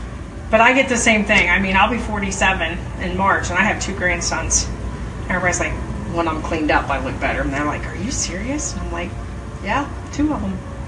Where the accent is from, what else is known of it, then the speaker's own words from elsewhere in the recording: Ohio, United States; I'm from Ohio.